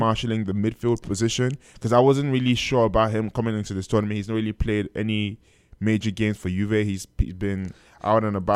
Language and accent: English; Nigeria; I am Nigerian